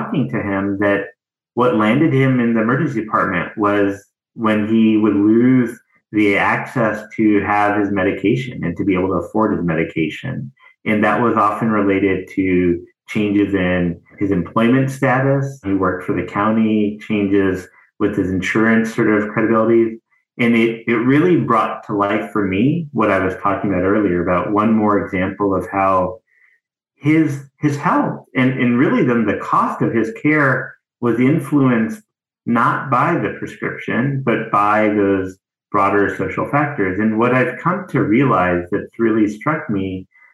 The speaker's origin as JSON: {"language": "English", "region": "the South", "country": "United States", "tie": "born or raised there", "said": "I grew up in the South as a child and sibling of immigrants."}